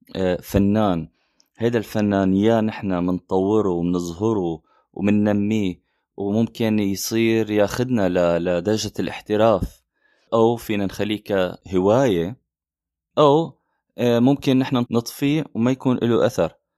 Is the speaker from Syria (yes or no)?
yes; Syria; من سوريا